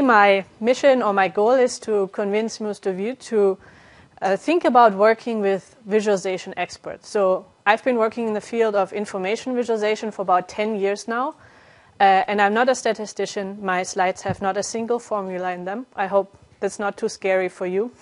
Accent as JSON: {"language": "English", "country": "Germany", "also_born_or_lived": "Calgary, Canada / Netherlands", "moved": "as an adult", "lives_now": "France", "said": "I'm originally from Germany, and I got my degree there"}